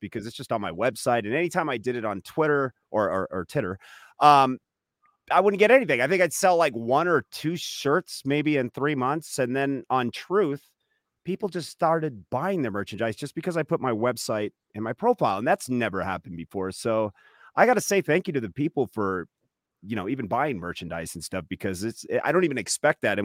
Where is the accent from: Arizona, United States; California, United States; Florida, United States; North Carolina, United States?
California, United States; I'm from California